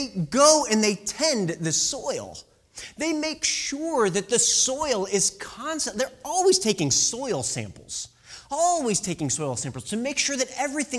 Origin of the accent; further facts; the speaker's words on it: Illinois, United States; moved away; I grew up in the Midwest. I grew up in Illinois